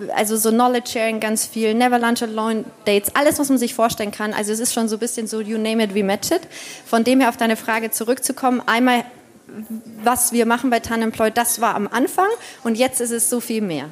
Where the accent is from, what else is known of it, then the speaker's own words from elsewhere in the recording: Bavaria, Germany; wenn man so im konservativen Bayern äh, aufwächst